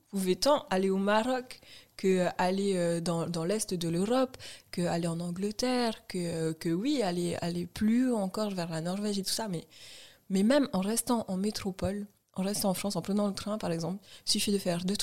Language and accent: French; French Polynesia; nous, on est du vrai Sud, genre hémisphère Sud